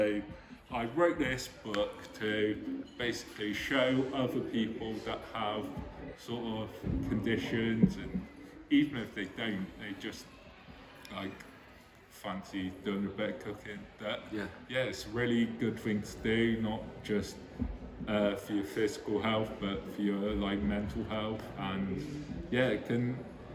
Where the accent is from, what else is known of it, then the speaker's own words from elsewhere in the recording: Sherston, South West England, United Kingdom; moved away as an adult; now in Chippenham, United Kingdom; originally I'm from Sherston.